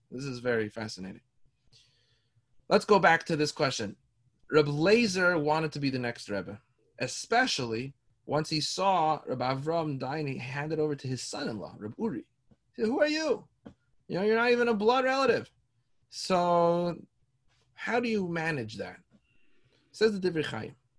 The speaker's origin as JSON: {"language": "English", "town": "Toronto", "region": "Ontario", "country": "Canada", "tie": "born or raised there", "said": "I grew up in Toronto, down the street from me"}